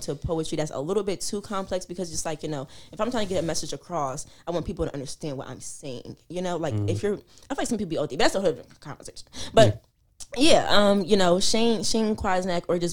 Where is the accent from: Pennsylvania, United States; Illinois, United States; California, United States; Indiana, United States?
Pennsylvania, United States; Philadelphia; I'm from Philly